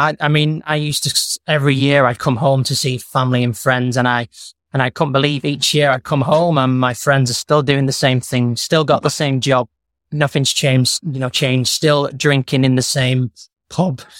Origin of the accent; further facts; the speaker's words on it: Warrington, North West England, United Kingdom; moved away as an adult; also born or lived in New Zealand; now in Marbella, Spain; I come from Warrington originally. A little town between Manchester and Liverpool